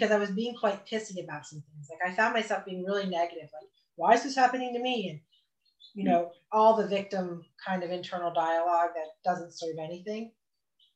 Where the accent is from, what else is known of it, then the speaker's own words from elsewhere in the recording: Vermont, United States; moved away as an adult; also born or lived in Austin, Texas; I came home to my home state, which I said I would never, ever do, ever. And we found a place in the Green Mountains